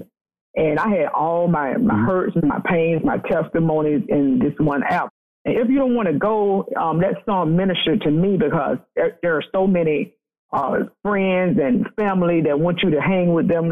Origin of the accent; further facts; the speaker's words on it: Fort Myers, Florida, United States; growing up in Fort Myers, it's a small town in Florida